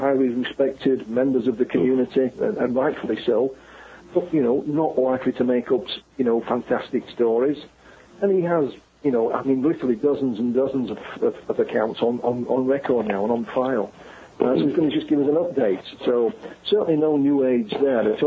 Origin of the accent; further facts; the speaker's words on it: Yorkshire and the Humber, United Kingdom; I come from Yorkshire, we're known as being, you know, tight with our money